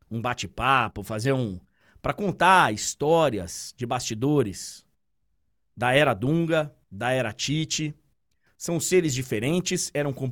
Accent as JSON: {"language": "Portuguese", "region": "Bahia", "country": "Brazil", "said": "Eu sou da Bahia, velho."}